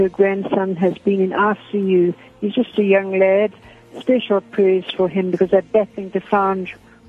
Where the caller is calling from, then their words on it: Benoni, Gauteng, South Africa; Yes, good afternoon. I'm speaking from Benoni. I've got two requests.